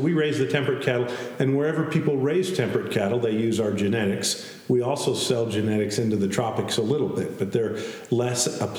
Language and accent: English; Billings, Montana, United States; also born or lived in upstate New York; was raised in Billings because we moved to Montana in 1970 when I was about 4 years old. And so I grew up in Billings.